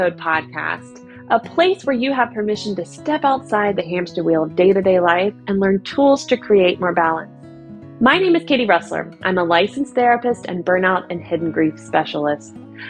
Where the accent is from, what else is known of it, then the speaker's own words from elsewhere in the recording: United States; moved away as an adult; now in Germany; I'm an American living in Germany who's still learning the language, mom of three